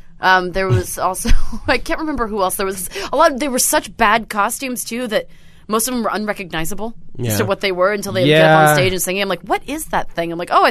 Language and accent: English; Portland, Oregon, United States; we're from Portland, Oregon